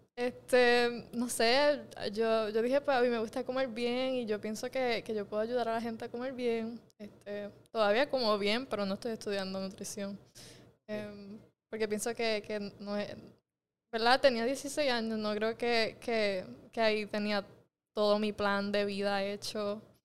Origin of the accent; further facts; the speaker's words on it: Mayagüez, Puerto Rico; yo nací en Mayagüez